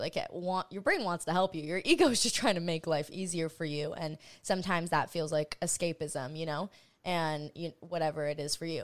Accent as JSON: {"language": "English", "region": "Hawaii", "country": "United States", "tie": "born or raised there", "said": "I grew up in Hawaii"}